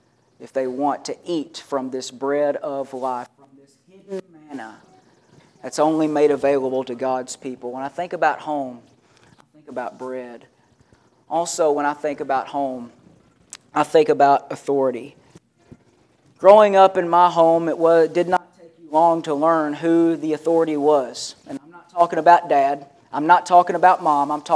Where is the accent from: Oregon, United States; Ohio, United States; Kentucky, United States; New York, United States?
Kentucky, United States; my dad built the house I grew up in Kentucky